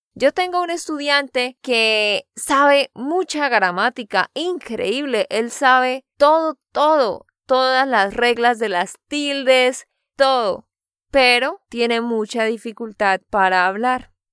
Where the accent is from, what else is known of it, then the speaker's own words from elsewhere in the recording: Santander, Colombia; de Santander, Colombia